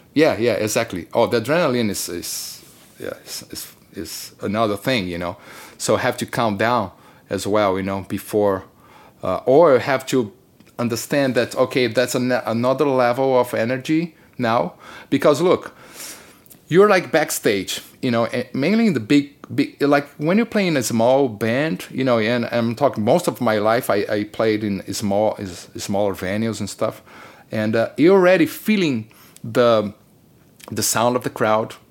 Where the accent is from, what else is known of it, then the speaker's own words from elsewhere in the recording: Brazil; moved away; I come from Brazil